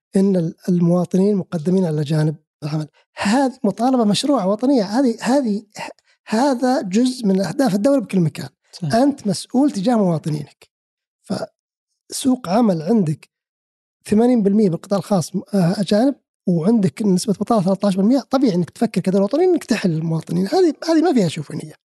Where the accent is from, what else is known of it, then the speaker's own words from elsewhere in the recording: Saudi Arabia; انا كسعودي